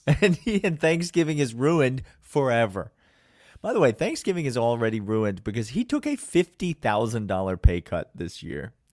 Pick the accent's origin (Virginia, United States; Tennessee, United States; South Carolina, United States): Tennessee, United States; Nashville; our Vanderbilt Commodores, my hometown team